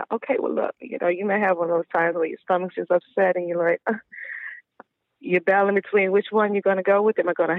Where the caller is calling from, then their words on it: Manor, Texas, United States; calling from Manor, Texas.